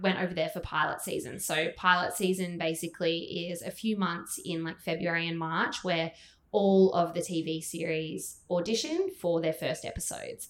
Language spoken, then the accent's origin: English; Gold Coast, Queensland, Australia; I'm from the Gold Coast